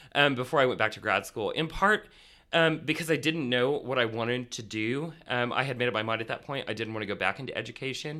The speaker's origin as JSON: {"language": "English", "region": "rural Indiana", "country": "United States", "tie": "born or raised there", "said": "I grew up in rural Indiana"}